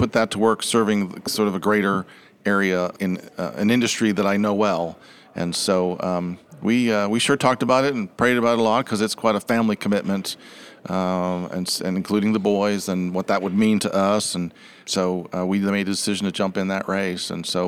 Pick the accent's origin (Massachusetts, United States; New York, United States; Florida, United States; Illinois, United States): Massachusetts, United States; I just mentioned I grew up in Massachusetts, one of seven kids.